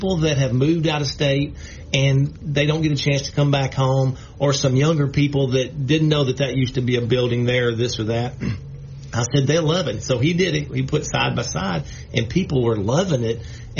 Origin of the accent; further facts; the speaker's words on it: Shreveport, Louisiana, United States; we both are from Shreveport. We were born and raised here. Of course, we're both from here. We're twins, so... But we grew up in the Southern Hills area